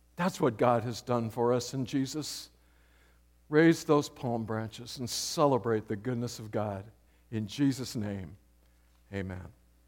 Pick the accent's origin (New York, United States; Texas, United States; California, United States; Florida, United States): California, United States; San Diego; moved away; Marty and I grew up around San Diego